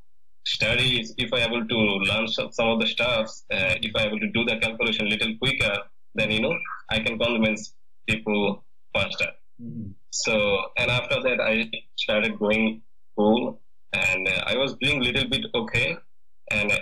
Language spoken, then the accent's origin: English; Mymensingh Division, Bangladesh; moved away as an adult; now in United States; I born and raised in a countryside which is 20 kilometers away from my Mansingh town